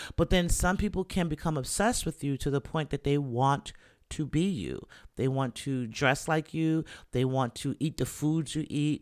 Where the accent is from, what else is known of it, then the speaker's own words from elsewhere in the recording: Jamaica; I'm Jamaican